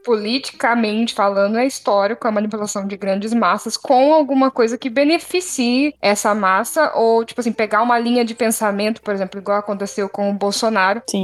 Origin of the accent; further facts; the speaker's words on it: Brazil; moved away; eu sou brasileira que mora num outro país